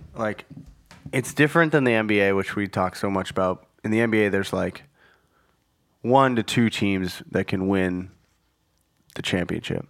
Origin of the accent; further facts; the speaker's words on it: Minnesota, United States; I am from Minnesota